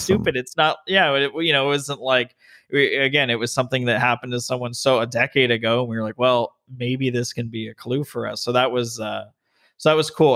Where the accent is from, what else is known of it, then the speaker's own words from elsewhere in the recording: Las Vegas, Nevada, United States; moved away as an adult; also born or lived in Denver, Colorado; now in California, United States; I was born and raised in Vegas, went to U N L V